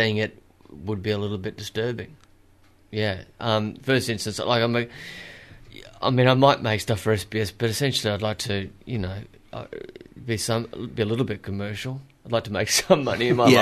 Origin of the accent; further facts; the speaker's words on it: Queensland, Australia; now in Melbourne, Australia; I'm a Queenslander